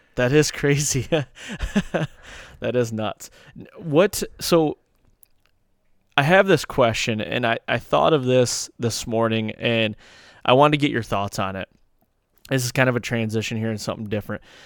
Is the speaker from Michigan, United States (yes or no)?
yes; Michigan, United States; I'm coming from Michigan here.